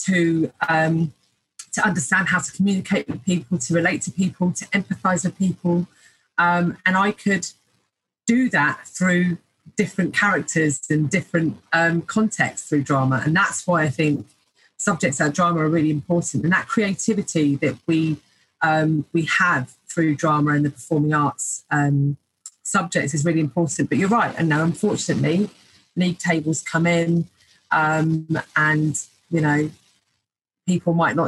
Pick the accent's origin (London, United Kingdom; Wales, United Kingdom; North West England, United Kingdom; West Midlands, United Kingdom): London, United Kingdom; moved away as an adult; also born or lived in Milton Keynes / Leeds; born and bred in London